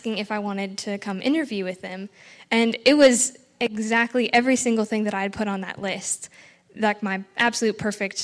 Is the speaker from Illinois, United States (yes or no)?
no; North Dakota, United States; moved away as an adult; also born or lived in Chadron, Nebraska / Middle East; I came here originally from North Dakota, came to CSC to get an education degree.